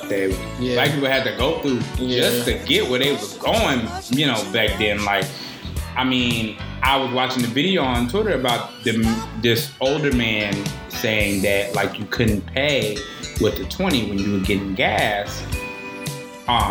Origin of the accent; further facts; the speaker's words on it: Alabama, United States; I'm from Alabama as well